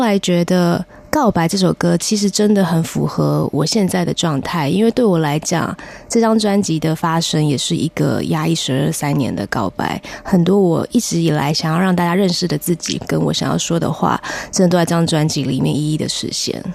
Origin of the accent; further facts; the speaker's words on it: Fengshan, Kaohsiung, Taiwan; 我出生在高雄县凤山市